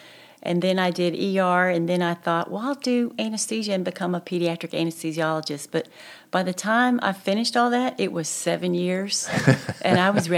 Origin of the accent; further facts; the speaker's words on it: Little Rock, Arkansas, United States; also born or lived in Hot Springs; now in Conway, United States; I grew up in Little Rock, and that's where I went to med school and did my residencies. And when I graduated from the anesthesia program, I was in Hot Springs briefly, and then I came to Conway to take this job.